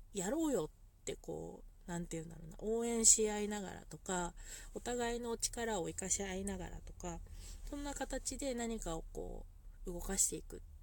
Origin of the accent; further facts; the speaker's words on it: Niigata, Japan; 私たちこう新潟に長く住んでいる人間だったりとか